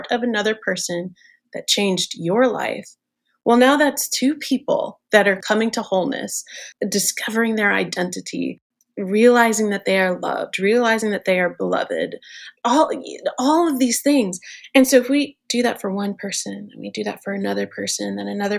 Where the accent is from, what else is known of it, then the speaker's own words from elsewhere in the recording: New York City, New York, United States; I'm a New York girl. I'm born and raised in New York